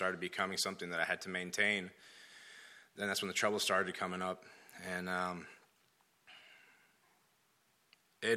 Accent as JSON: {"language": "English", "country": "Dominican Republic", "tie": "born or raised there", "also_born_or_lived": "Florida", "moved": "yes", "said": "I was born in Florida and raised in Dominican Republic"}